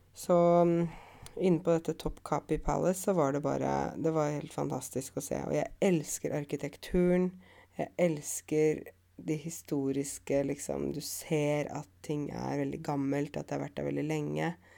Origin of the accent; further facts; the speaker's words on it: Norway; jeg kommer fra Norge